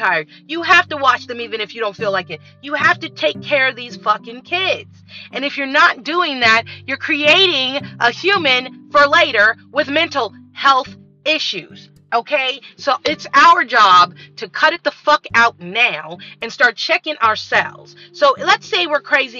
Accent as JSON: {"language": "English", "country": "United States", "said": "as Black American women"}